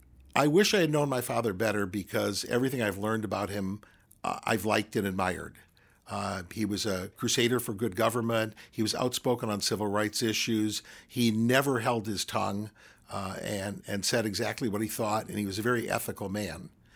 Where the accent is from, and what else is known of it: Cincinnati, Ohio, United States; born or raised there; moved away as an adult; also born or lived in Ann Arbor, Michigan / Grand Rapids, Michigan / Appleton, Wisconsin